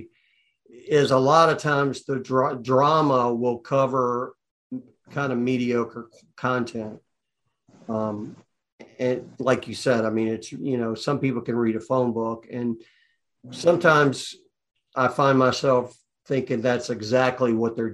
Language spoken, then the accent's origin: English; Atlanta, Georgia, United States; I'm from Atlanta